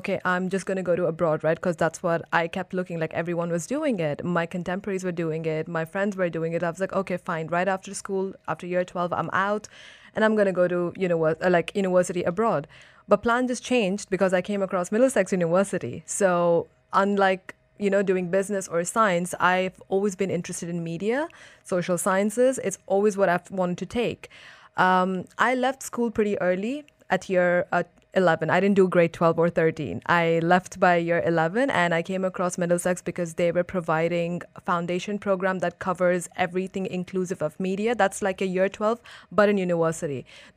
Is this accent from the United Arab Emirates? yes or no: yes; Dubai, United Arab Emirates; I grew up in Dubai. It's my hometown.